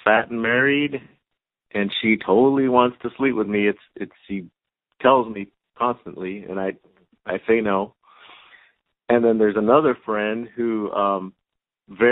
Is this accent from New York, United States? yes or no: no; Los Angeles, California, United States; I am from Los Angeles, California